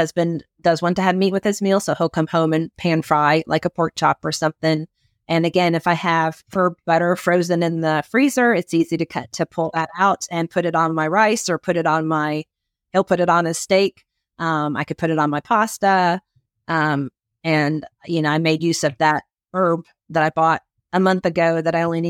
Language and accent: English; Philadelphia, Pennsylvania, United States; I'm from Philadelphia, so I'm an Eagles fan.